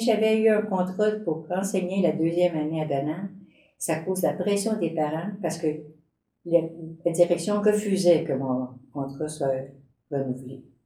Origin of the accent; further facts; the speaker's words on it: native village near Granby, Quebec, Canada; dans mon village natal, la belle municipalité de Denham